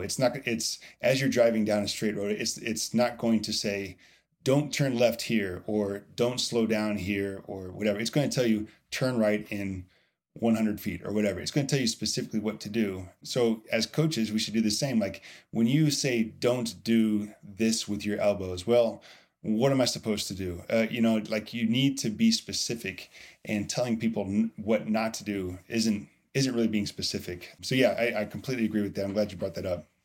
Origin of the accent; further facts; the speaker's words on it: Indiana, United States; also born or lived in Louisville, Kentucky; I am from Indiana